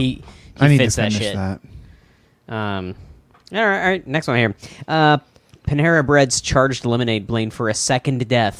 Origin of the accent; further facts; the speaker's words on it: Tulsa, Oklahoma, United States; I'm from Tulsa.